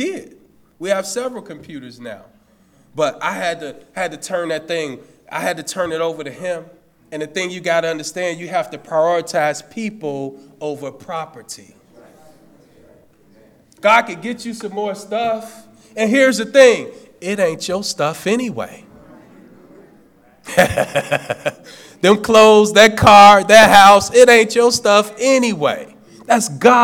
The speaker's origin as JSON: {"language": "English", "town": "Chicago", "region": "Illinois", "country": "United States", "said": "I'm from Cabrini Green. I'm from the CG"}